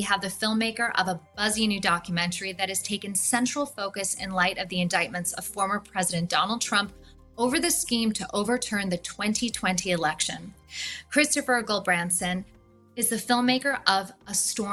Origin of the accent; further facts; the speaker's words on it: United States; an American citizen